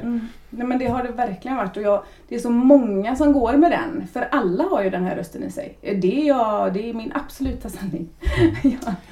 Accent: Lilla Edet, Västra Götaland, Sweden; also born or lived in Trollhättan; jag kommer från Lilla Edet. Mm. Så det är ju ändå ganska nära. Gått skolan i Trollhättan

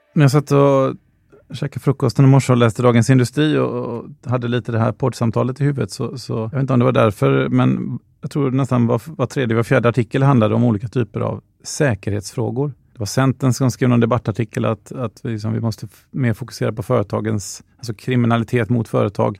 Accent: Sweden; som svensk

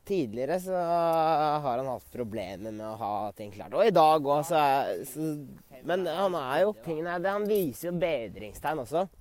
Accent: Norway; now in Sweden; med vennene mine hjemme i Norge

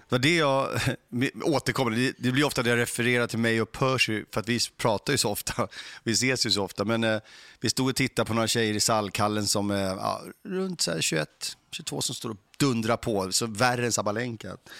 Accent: Stockholm, Stockholm County, Sweden; de få gånger jag hamnade i en tennishall när jag växte upp var i Mälarhöjden

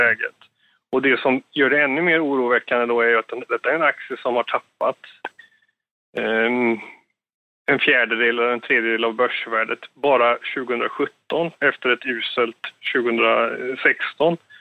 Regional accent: Sweden; som svensk där nere

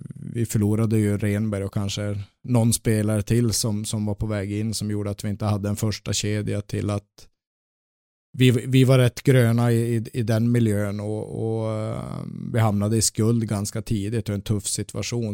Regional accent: Luleå, Norrbotten County, Sweden; now in Gothenburg, Sweden; Jag växte upp i Luleå

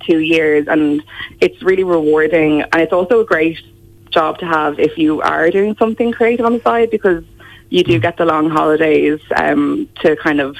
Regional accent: Gorey, County Wexford, Ireland; So, yeah, born and bred. I went to school there as well

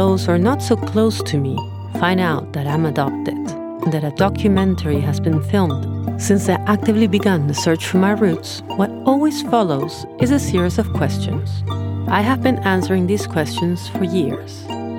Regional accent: Argentina; I then grew up surrounded by right-wing people. And to make matters a little bit more extreme, I grew up in the Menem era. For those who don't know what this means, here comes an explanation. Argentina had a president from 1989 to 1999

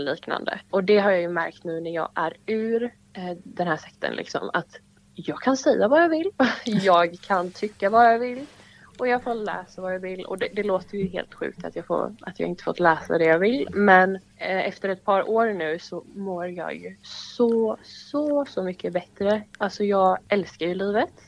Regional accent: Laholm, Halland County, Sweden; moved away as an adult; now in Ängelholm, Sweden; jag är uppvuxen i Laholm då eh, med min familj

